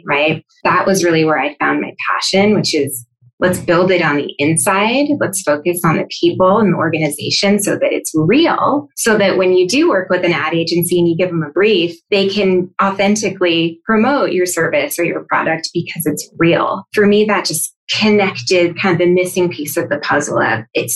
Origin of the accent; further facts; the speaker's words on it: Sweden; I'm from Sweden